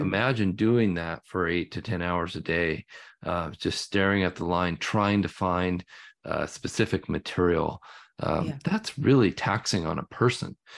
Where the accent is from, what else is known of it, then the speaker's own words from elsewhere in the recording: the Northwest, Pacific Northwest, United States; growing up in the Northwest, that's been the key to our living up here